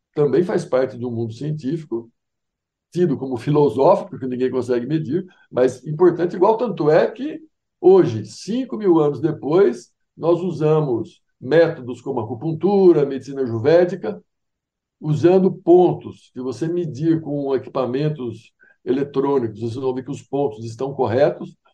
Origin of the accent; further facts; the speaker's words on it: Araras, São Paulo, Brazil; eu sou de Araras, né, uma cidade do interior de São Paulo